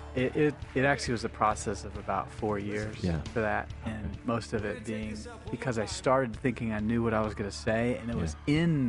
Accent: Nashville, Tennessee, United States; I grew up in Tennessee, which is the heart of the Bible Belt in Nashville

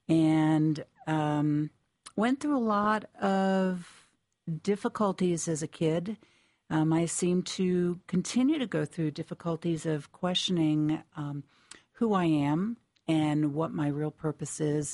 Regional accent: Connecticut, United States; I was born and raised in Connecticut

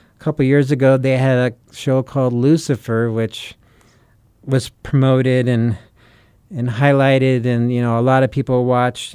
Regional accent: United States; we're the U S, right? We're the American church

